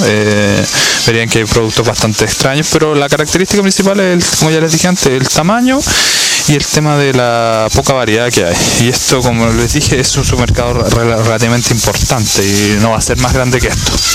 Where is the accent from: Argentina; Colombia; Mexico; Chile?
Chile; moved away; como decimos en Chile